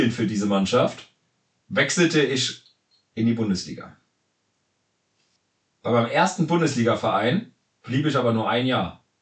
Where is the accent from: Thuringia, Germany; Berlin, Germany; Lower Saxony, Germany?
Thuringia, Germany; Jena; born there; Ich bin im Winter in Jena geboren worden.